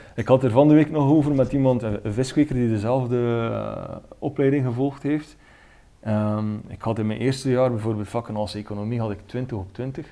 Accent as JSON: {"language": "Dutch", "town": "Ostend", "region": "Flanders", "country": "Belgium", "said": "kom uit België, van de Belgische kust, Oostende"}